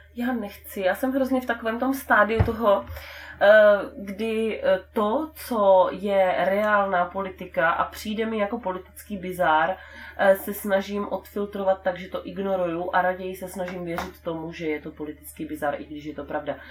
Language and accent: Czech; Brno, South Moravian Region, Czechia; já jsem z Brna